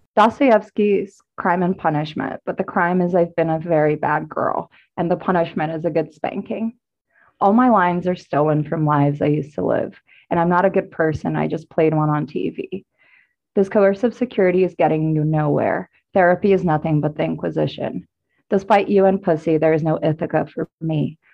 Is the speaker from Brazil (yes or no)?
yes; Brazil; I'm an artist and poet, I guess, from Brazil.